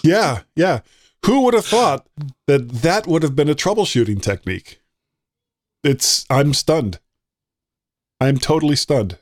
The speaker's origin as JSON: {"language": "English", "country": "United States", "said": "I'm an American"}